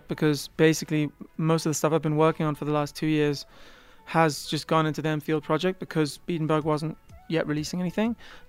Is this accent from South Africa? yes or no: yes; South Africa; as soon as I tell them I'm from South Africa, they pretend they can hear it.